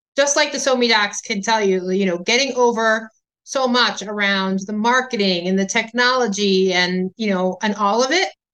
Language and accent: English; Illinois, United States; my home state of Illinois